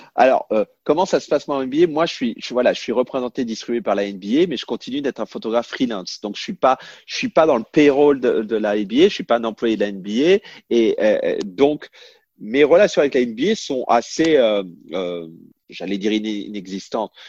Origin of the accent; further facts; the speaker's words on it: France; moved away as an adult; now in United States; on est français